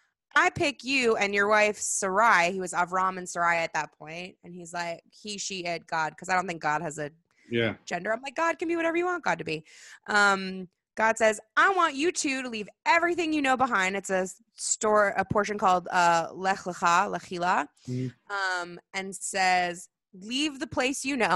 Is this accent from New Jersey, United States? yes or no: no; California, United States; I mean, I'm a California Jew, so I say Rosh Hashanah because that's how I am.